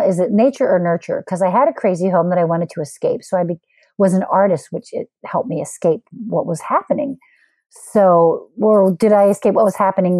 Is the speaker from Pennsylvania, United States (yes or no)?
yes; Philadelphia, Pennsylvania, United States; moved away as an adult; also born or lived in Austin, Texas / South Korea / Los Angeles; now in Chicago, United States; I'm born and raised in Philly